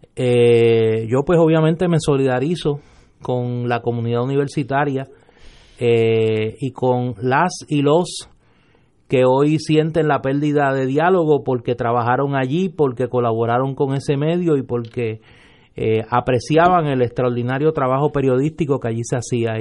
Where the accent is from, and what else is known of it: Puerto Rico